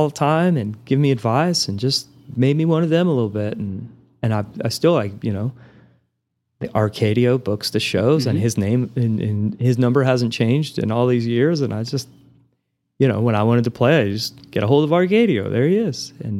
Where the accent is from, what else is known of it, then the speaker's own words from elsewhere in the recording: Amarillo, Texas, United States; I'm from the Texas Panhandle. Where's, like down by Houston? No. And I point my finger in the air, you know, and I make the shape of Texas and I have to literally point and say, Amarillo's right here, you know?